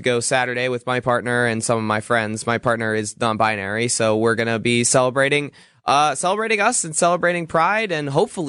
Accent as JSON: {"language": "English", "town": "San Francisco", "region": "California", "country": "United States", "tie": "born or raised there", "moved": "yes", "lives_now": "Milwaukee, United States", "said": "I grew up in San Francisco, obviously."}